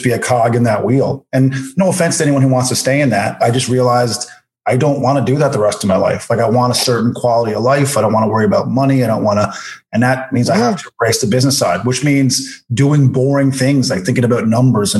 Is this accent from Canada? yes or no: yes; Corner Brook, Newfoundland and Labrador, Canada; moved away; also born or lived in Calgary; I did my hometown in Cornerbrook